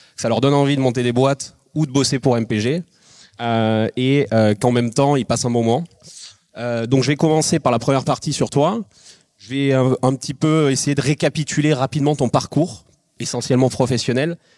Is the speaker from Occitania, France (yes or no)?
no; Biarritz, Nouvelle-Aquitaine, France; moi je suis de Biarritz